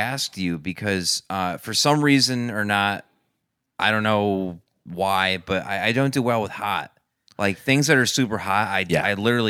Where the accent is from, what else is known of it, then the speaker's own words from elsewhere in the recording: Newtown, Connecticut, United States; Newtown's my hometown.